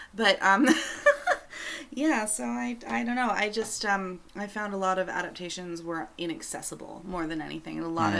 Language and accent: English; Canada; I'm Canadian.